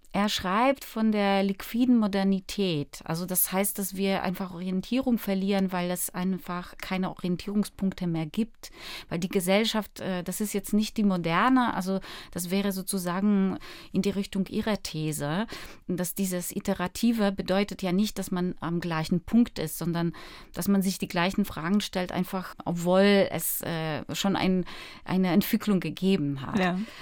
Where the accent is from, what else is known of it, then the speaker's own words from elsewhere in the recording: Warsaw, Masovian Voivodeship, Poland; moved away; also born or lived in Berlin; Ich bin aufgewachsen in Warschau